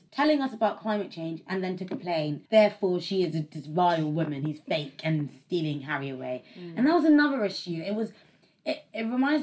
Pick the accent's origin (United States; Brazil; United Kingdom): United Kingdom; we're British